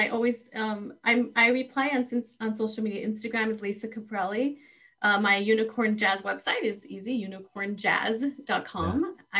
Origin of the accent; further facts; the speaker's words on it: Texas, United States; What a pleasure to come to you in Texas, you, from California, Texas, my home state.